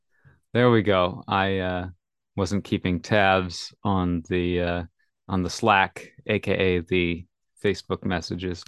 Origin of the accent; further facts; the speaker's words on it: Minnesota, United States; I grew up in Minnesota